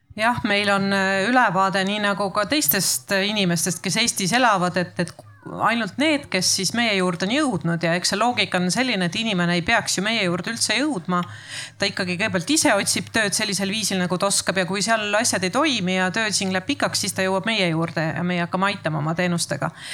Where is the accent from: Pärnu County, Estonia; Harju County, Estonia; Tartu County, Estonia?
Tartu County, Estonia; Tartu; ise olen Tartust